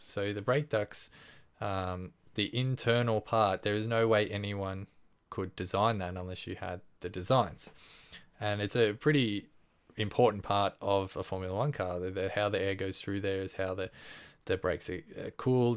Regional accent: Australia; we're Australian

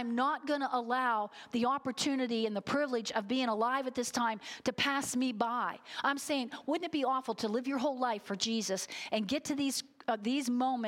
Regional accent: United States; American Christians

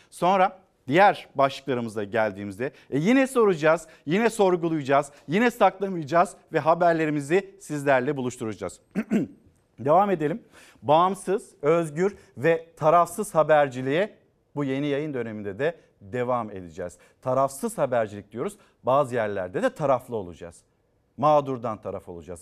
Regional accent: Çanakkale, Turkey; Bizim Çanakkale'de ben Çanakkale'liyim

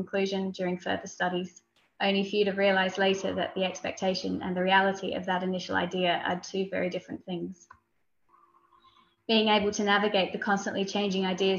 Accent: Australia; now in United Kingdom; I moved to the UK from Australia nearly 3 years ago, where I studied my master's degree and started working professionally as a parliamentary researcher.

